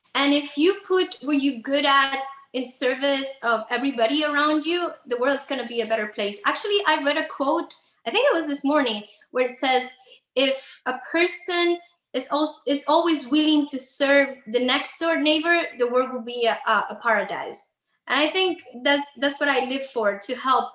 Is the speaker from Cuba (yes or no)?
yes; Havana, Cuba; moved away as an adult; now in Miami, United States; I was actually born and raised in Cuba, in Havana. I moved to Miami when I was 25 years old